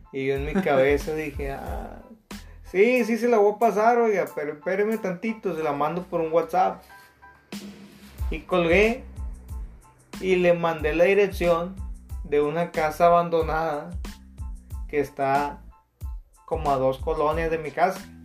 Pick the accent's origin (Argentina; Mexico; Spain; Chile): Mexico